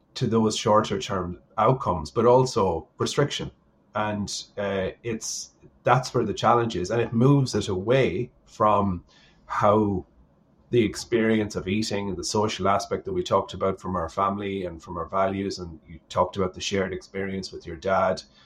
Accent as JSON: {"language": "English", "town": "Sligo", "region": "Connacht", "country": "Ireland", "tie": "born or raised there", "said": "at home in Sligo."}